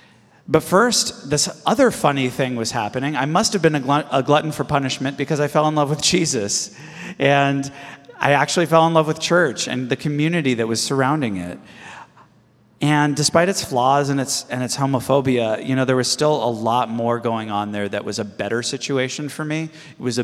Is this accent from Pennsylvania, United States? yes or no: no; Los Angeles, California, United States; I was born and raised in the Los Angeles area, and I grew up in the 80s